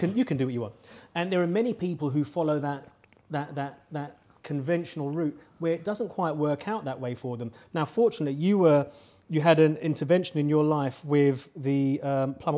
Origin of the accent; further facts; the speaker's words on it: London, United Kingdom; I grew up in London